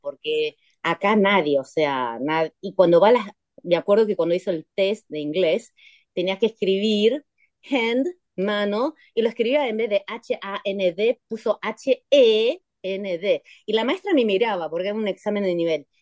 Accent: Buenos Aires, Argentina; accent: porteña; now in Taipei, Taiwan; yo soy porteña, soy ah. argentina

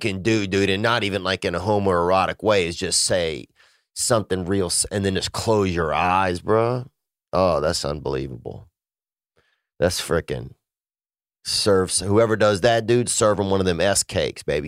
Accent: Louisiana, United States; moved away; my family in Louisiana. Um, you know, I miss, uh, I miss my hometown some

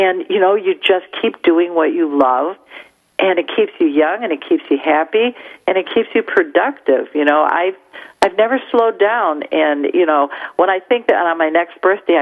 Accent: Detroit, Michigan, United States; accent: Midwest; Being from the Midwest, I guess my accent is identifiable to other people

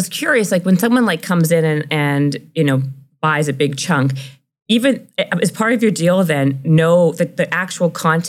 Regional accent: Canada; I'm Canadian.

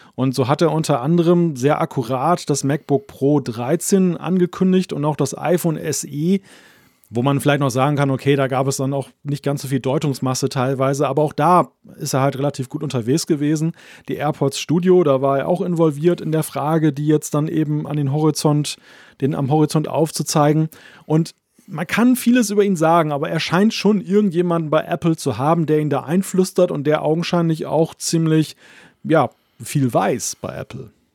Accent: Germany; Deutsche unter lauter Schweizern bin

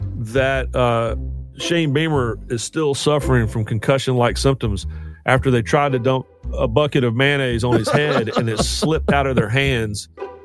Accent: Charlotte, North Carolina, United States; my hometown bowl game, the Duke's Mayo Bowl.

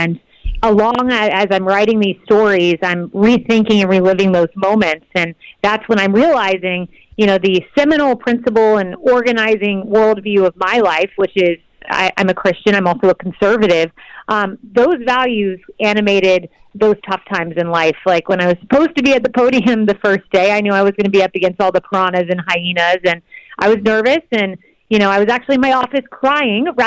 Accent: Plant City, Florida, United States; I grew up in Plant City, Florida

